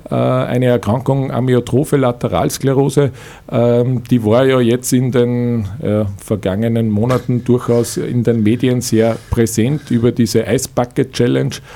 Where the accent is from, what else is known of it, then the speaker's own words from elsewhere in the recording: Niedertalheim, Upper Austria, Austria; Ich komme aus dem Örtchen Niedertalheim. Äh, das ist im Bezirk Vöcklerbruck bei Schwanenstadt.